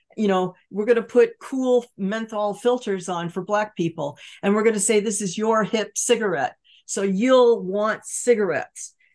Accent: Los Angeles, California, United States; I grew up in California surrounded by Standard Oil with oil derricks offshore pumping tar onto the beaches

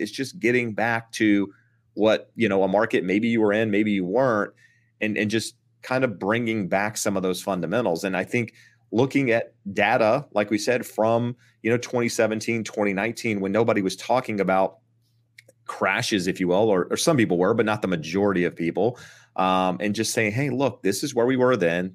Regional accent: Eastern North Carolina, United States; moved away; I'm from Eastern North Carolina. I'm from a very rural, small town

